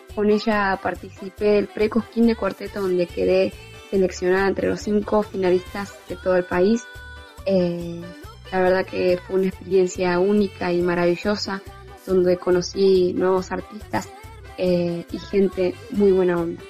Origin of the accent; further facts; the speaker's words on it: Luan Toro, La Pampa, Argentina; soy de Loantoro, tengo 19 años